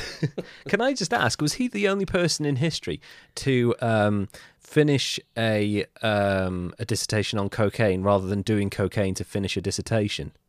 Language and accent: English; United Kingdom; I'm British